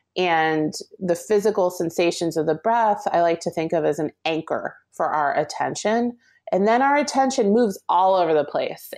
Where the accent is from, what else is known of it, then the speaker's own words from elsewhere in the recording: New Jersey, United States; I grew up in Jersey